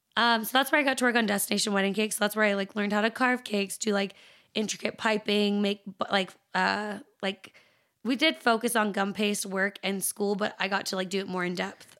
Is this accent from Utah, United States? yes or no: yes; Salt Lake City, Utah, United States; also born or lived in Taylorsville, Utah / Chicago, Illinois; being born and raised in Salt Lake